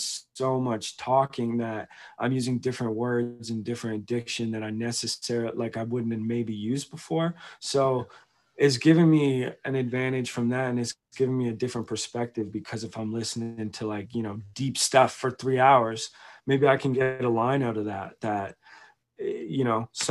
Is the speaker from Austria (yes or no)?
no; Victoria, British Columbia, Canada; now in Calgary, Canada; I grew up in Victoria.